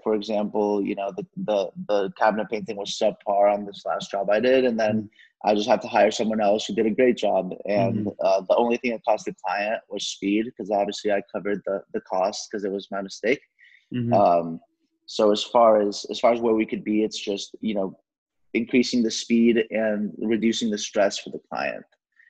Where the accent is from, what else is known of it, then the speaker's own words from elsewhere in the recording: Mexico; I am from Mexico, and I'm working with people who come from similar backgrounds